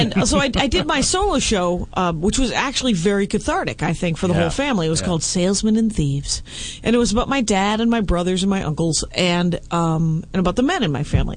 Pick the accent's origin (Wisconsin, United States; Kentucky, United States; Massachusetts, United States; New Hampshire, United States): Wisconsin, United States; Milwaukee; We're from Milwaukee